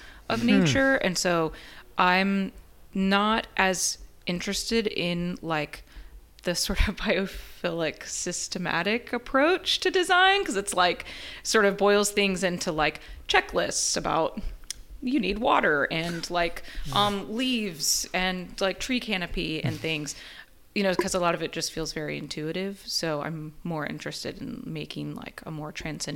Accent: Pensacola, Florida, United States; also born or lived in Chicago; now in Houston, United States; I'm from Pensacola, Florida. That's where I grew up.

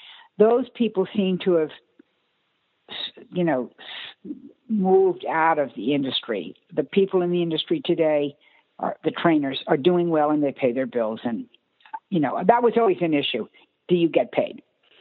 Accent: East Coast, United States; who was my veterinarian growing up on the East Coast.

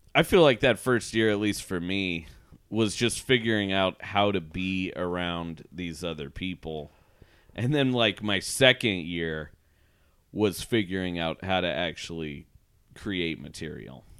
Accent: Portland, Oregon, United States; moved away; I was just in Portland for two weeks, my hometown

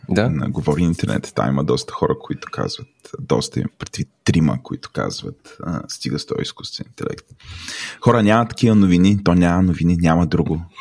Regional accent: Bulgaria; Защото съм истински българин.

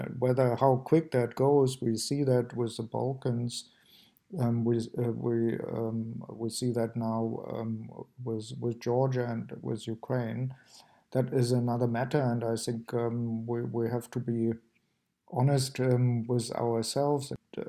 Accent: Germany; I come from Germany and from East Germany.

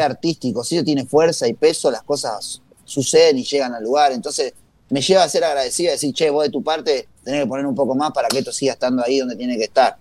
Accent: Tucumán, Argentina; moved away; yo crecí en Tucumán, eh, toda mi familia es de Tucumán

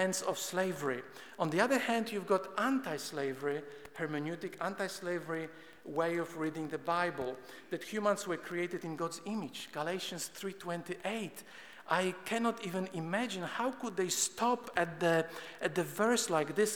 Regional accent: Poland; moved away; I'm Polish by birth. I grew up in Poland and I attended atheistic communist schools

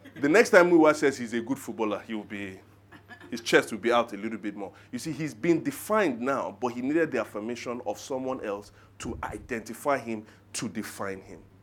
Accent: Nigeria; I'm Nigerian

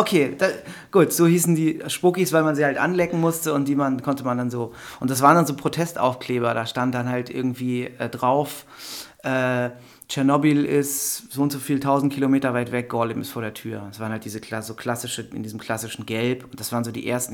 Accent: Wendland, Lower Saxony, Germany; moved away as an adult; also born or lived in Berlin / Hildesheim; in meiner alten Heimat

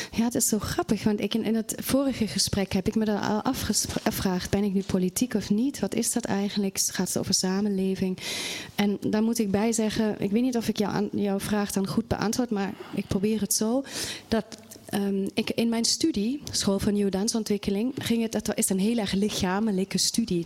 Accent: Germany; now in Netherlands; Ik kom wel oorspronkelijk uit Duitsland

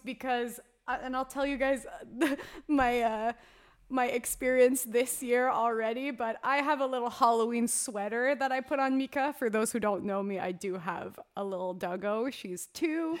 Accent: Canada; being that Canadian hockey girl through and through.

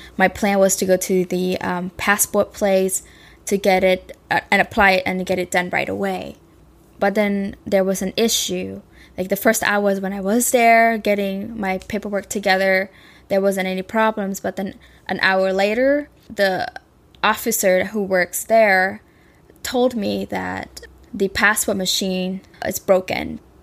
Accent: Cambodia; now in United States; I grew up in Cambodia

